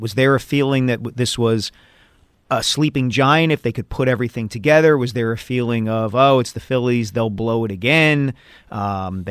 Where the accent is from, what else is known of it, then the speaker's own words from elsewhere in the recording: Glenside, Pennsylvania, United States; I grew up kind of in Glenside, you know, Ardsley, Abington, Upper Dublin